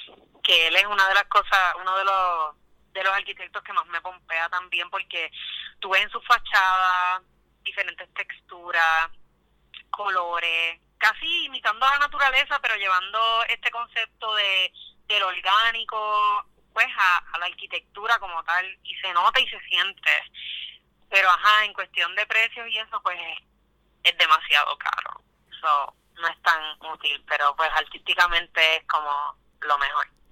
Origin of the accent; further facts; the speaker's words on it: Quebradillas, Puerto Rico; moved away as an adult; also born or lived in Arecibo, Puerto Rico / San Juan, Puerto Rico; now in Brooklyn, United States; Yo soy de Quebradillas, Puerto Rico, nací en Arecibo, pero fui criada en Quebradillas, toda mi vida viví en Quebradillas